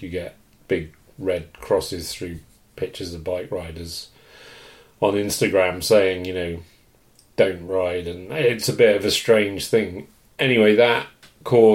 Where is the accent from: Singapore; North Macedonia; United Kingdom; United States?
United Kingdom; England; now in Canada; I'm obviously from England, was born.